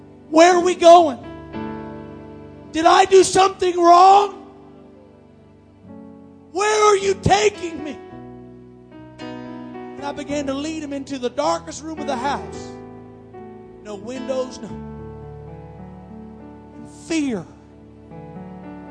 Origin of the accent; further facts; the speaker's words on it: Iowa, United States; we're from Iowa